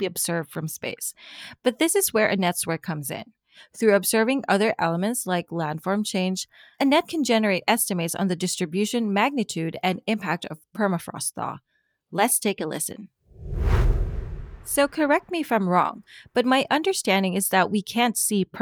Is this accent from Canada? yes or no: no; Philippines; I come from the Philippines, and there's a huge difference between my country, a tropical country